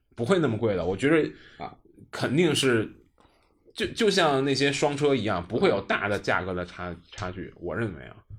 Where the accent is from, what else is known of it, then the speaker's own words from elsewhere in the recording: northern China, China; 虽然我是北方人